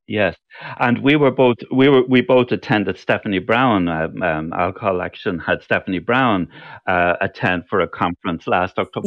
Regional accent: Cork, Munster, Ireland; there were two other people from Cork

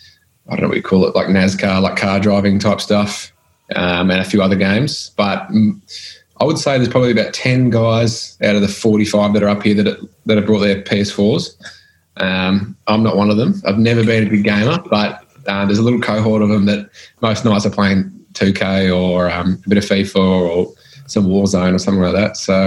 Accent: Macedon, Victoria, Australia; also born or lived in Gisborne, Victoria / Melbourne; can kind of class as country Victoria. It's about an hour north of Melbourne. I grew up in Macedon and then in my later teens moved to Gisborne.

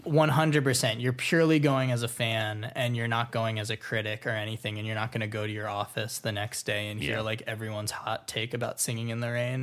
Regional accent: Florida, United States; now in Los Angeles, United States; I grew up in Florida. So moving

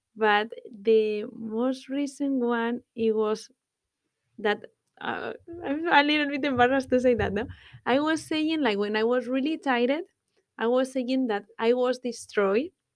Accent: Guadalajara, Castilla-La Mancha, Spain; English is a second language; moved away as an adult; now in Dublin, Ireland

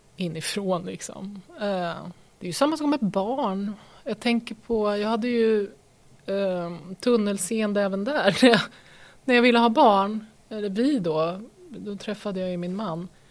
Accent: Örebro, Örebro County, Sweden; moved away as an adult; also born or lived in Lund / Stockholm / Malmö / New York; now in Nora, Sweden; jag har ju bott hela min uppväxt då i Lillån

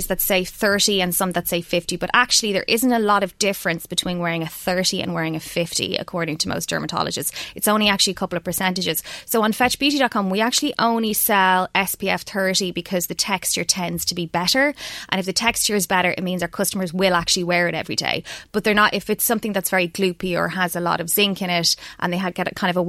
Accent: Ireland; we're Irish

